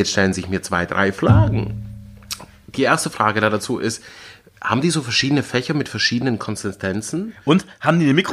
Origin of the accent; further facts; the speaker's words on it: Berlin, Germany; ähm, ich komme aus Berlin, also es gibt hier nichts, was ich nicht wirklich gesehen habe irgendwie.